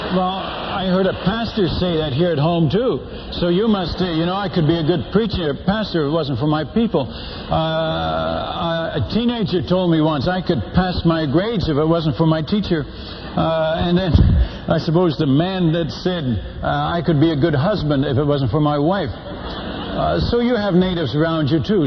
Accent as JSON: {"language": "English", "country": "Netherlands", "tie": "born or raised there", "moved": "yes", "lives_now": "United States", "said": "I'm Dutch by birth. I was born in Holland"}